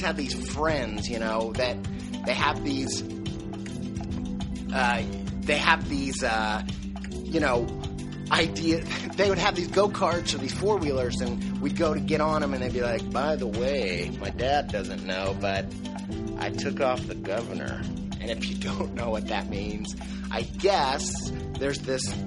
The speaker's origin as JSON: {"language": "English", "town": "Buffalo", "region": "New York", "country": "United States", "tie": "born or raised there", "also_born_or_lived": "Indiana", "moved": "yes", "said": "I grew up in Western New York, in near Buffalo, and also in Indiana"}